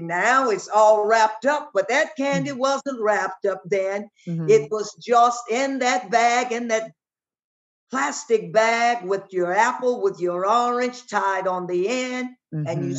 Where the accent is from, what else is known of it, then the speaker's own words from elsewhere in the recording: Ethel, Louisiana, United States; In Ethel, Louisiana, and even when my dad worked on the Illinois Central Railroad